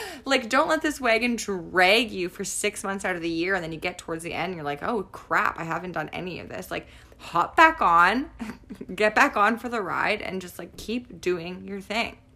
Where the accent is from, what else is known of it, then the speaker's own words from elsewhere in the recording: Niverville, Manitoba, Canada; we're from Niverville